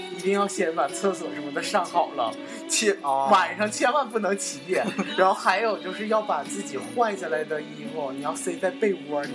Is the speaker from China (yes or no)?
yes; Northeast China, China; 咱们东北人会在冬天吃雪糕嘛